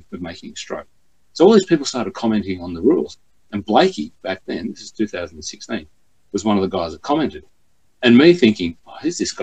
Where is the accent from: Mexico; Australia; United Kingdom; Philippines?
Australia; Cessnock, New South Wales; my hometown of Cessnock